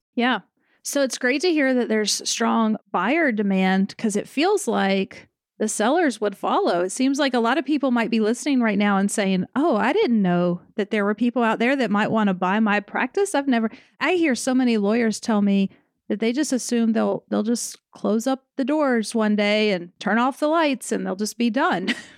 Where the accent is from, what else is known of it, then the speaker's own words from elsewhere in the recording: the South, United States; I'm from the South